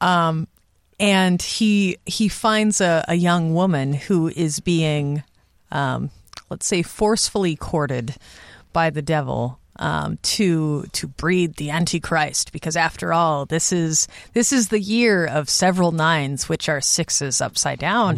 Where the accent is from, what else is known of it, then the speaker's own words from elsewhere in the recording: Southern California, United States; my dad is in local politics in my hometown in Southern California